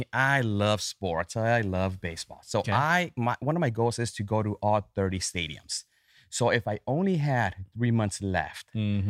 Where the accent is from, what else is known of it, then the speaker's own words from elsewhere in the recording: California, United States; growing up in California